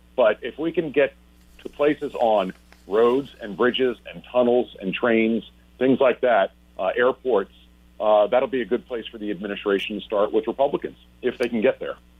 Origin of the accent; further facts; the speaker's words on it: North Carolina, United States; I'm from North Carolina